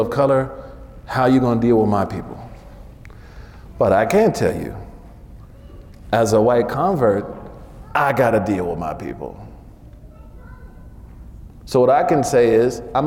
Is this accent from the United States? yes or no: yes; Oklahoma, United States; I'm from Oklahoma